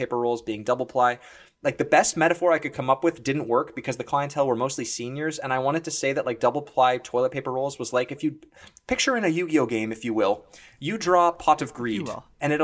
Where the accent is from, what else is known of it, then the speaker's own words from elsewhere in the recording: Ontario, Canada; which is where Mike and I both record this podcast from. We're from Ontario